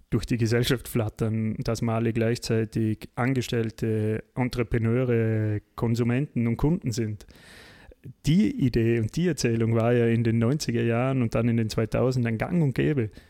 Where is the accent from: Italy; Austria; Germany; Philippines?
Austria; die man uns ja uns erst als Österreicher, wir waren ja da relativ spät, oder?